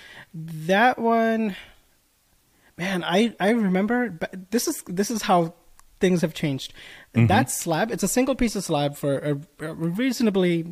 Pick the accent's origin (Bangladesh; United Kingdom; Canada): Bangladesh; now in United States; I was born in Bangladesh